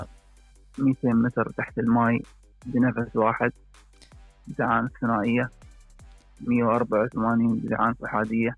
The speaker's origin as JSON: {"language": "Arabic", "country": "United Arab Emirates", "said": "من United Arab Emirates"}